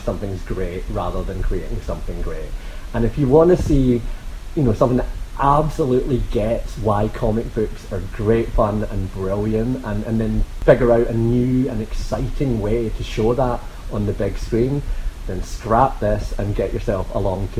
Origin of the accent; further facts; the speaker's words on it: Scotland, United Kingdom; moved away; I grew up in Scotland